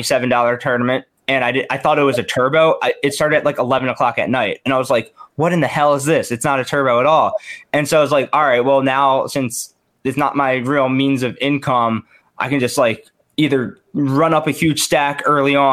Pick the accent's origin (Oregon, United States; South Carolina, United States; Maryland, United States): Maryland, United States; I'm from Maryland. You know, I went to University of Maryland